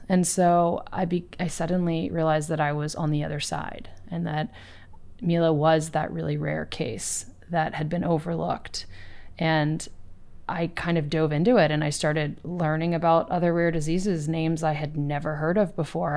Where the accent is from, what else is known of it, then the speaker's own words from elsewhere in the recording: East Coast, United States; moved away; I grew up on the East Coast